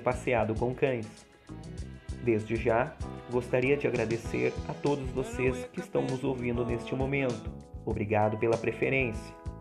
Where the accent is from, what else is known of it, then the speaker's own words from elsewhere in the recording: Santa Maria, Rio Grande do Sul, Brazil; sou da cidade de Santa Maria, Rio Grande do Sul